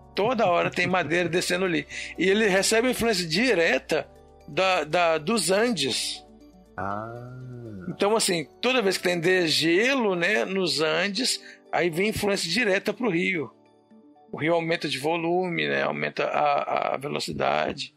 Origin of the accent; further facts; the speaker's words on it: Belo Horizonte, Minas Gerais, Brazil; moved away as an adult; also born or lived in Pará / Rondônia; Eu sou de Belo Horizonte